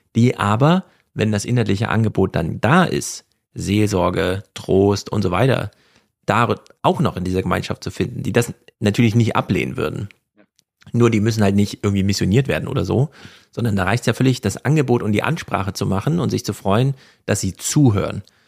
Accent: East Germany, Germany; now in Frankfurt am Main, Germany; ich bin ja Ostdeutsche und Heide

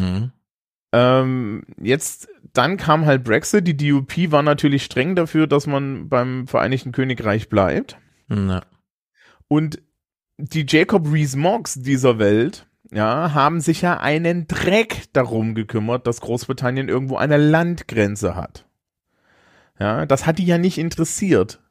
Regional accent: Germany; als wir als Deutsche

